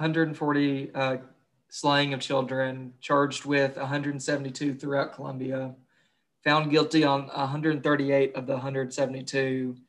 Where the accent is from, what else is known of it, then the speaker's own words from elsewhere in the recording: Kentucky, United States; I'm from Kentucky.